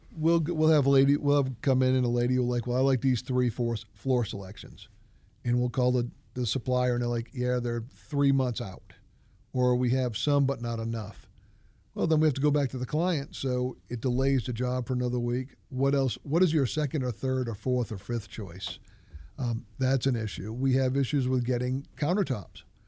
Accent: New England, United States; moved away; I grew up in New England when some of the houses are two hundred, two hundred and twenty years old

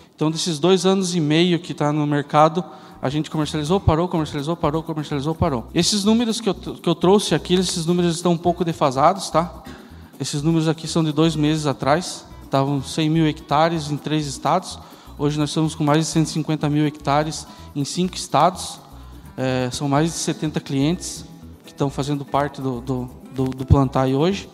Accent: Curitiba, Paraná, Brazil; moved away as an adult; Eu sou de Curitiba

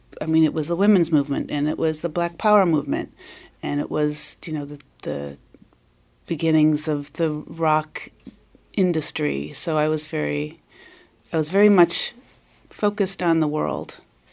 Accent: Wauconda, Illinois, United States; I grew up in the northwest suburbs of Chicago. {S1} Which one? {S2} A little teeny tiny town called Wakanda.

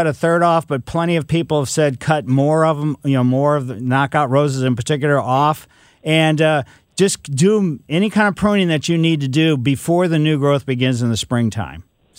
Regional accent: Ellisville, Missouri, United States; But growing up in Ellisville, which is, you know, West County, we had peach trees and we had cherry tree in our backyard.

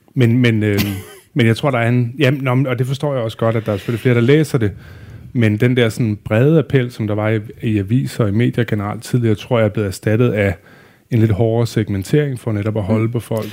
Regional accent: Videbæk, West Jutland, Central Denmark Region, Denmark; jeg kørte selv aviser i Vibberød, hvor jeg kommer fra, øh, i Vestjylland

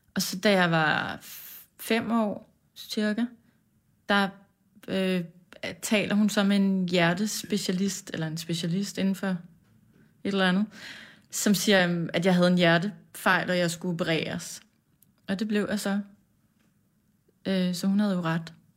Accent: Farum, Capital Region of Denmark, Denmark; vi voksede op øh, i et parcelhus på en villavej

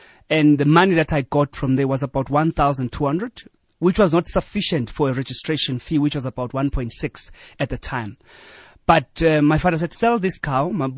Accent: Empangeni, KwaZulu-Natal, South Africa; also born or lived in Esikhawini; Originally, I'm from KwaZulu-Natal, Empangeni, in a village called Ongoye. I was born there.

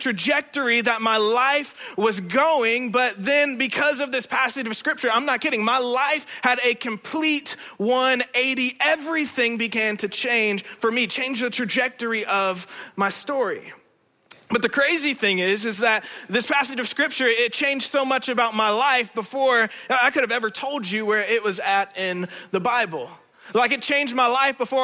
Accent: Indiana, United States; moved away; I'm originally from Indiana

